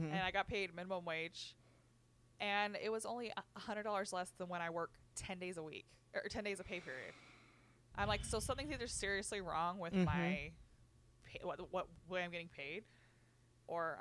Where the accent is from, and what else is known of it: Richfield, United States; born or raised there